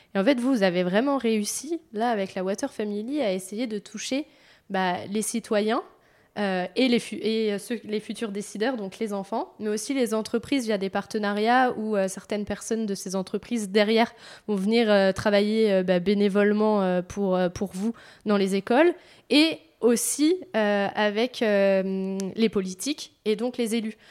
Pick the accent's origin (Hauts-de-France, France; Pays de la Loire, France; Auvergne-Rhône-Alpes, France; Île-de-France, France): Pays de la Loire, France; Vendée; je viens de Vendée